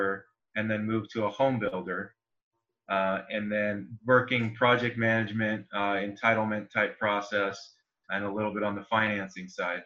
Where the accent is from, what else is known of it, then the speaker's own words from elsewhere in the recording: San Diego, California, United States; also born or lived in San Luis Obispo / Orange County; now in Fresno, United States; I grew up in San Diego.